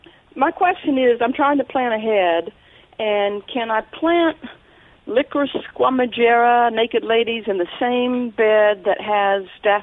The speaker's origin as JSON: {"language": "English", "town": "Oxford", "region": "Mississippi", "country": "United States", "moved": "yes", "lives_now": "Hattiesburg, United States", "said": "I'm originally from Oxford, transplanted to Hattiesburg."}